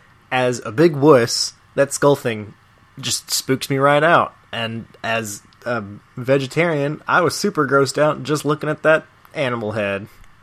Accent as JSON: {"language": "English", "region": "Kentucky", "country": "United States", "said": "I'm from Kentucky, guys."}